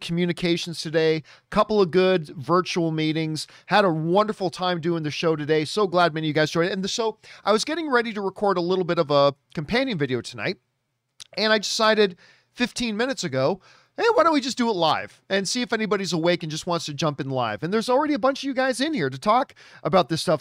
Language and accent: English; Hamilton, Ontario, Canada; My hometown, Hamilton, Ontario, Canada, greatest city in the world